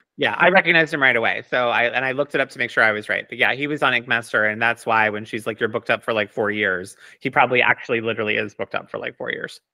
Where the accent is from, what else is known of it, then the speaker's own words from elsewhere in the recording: United States; I'm, like, Italian, but I'm American